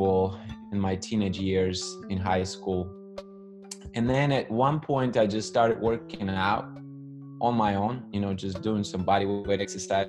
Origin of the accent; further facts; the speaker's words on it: Russia; moved away as an adult; now in United States; I actually was born and raised in the Soviet Union. So now it's Russia, obviously, but I spent nearly 18 years of my life there